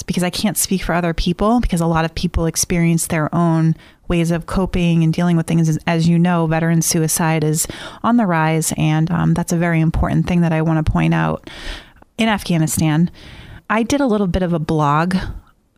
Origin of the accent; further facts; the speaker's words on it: Easton, Massachusetts, United States; I grew up in Easton, Mass.